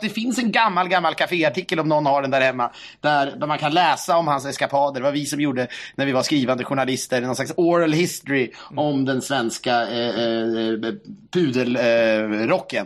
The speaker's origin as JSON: {"language": "Swedish", "country": "Sweden", "said": "Vi svenskar"}